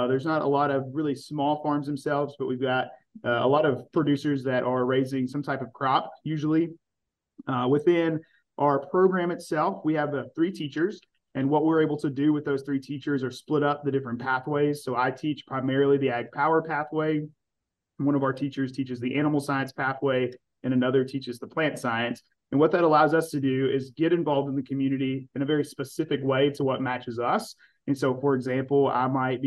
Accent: Daviess County, Kentucky, United States; I am originally from Davis County

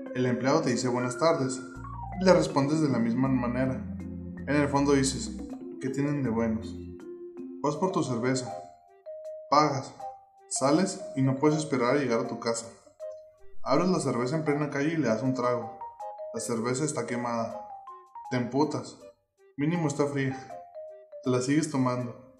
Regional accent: Mexico; yo también soy mexicano

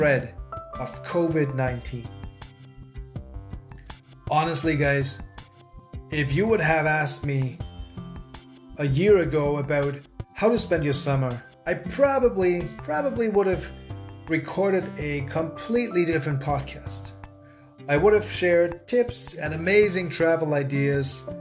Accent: Germany; now in Canada; in case if you are wondering where this charming accent is from, I am originally from Germany, so I am a German living in Canada

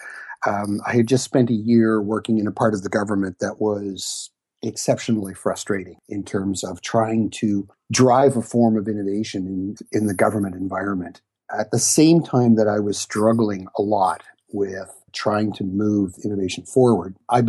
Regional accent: Ottawa, Ontario, Canada; I'm one of those rare people who was actually born and bred in Ottawa, and I've lived here pretty much all of my life

